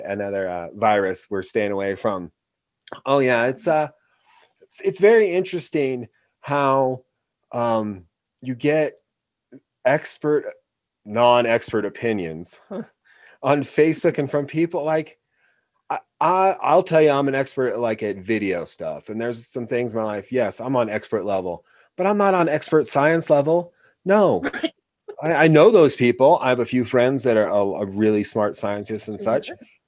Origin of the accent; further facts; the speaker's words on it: Oregon, United States; Yeah, we're from Oregon, and he's fine.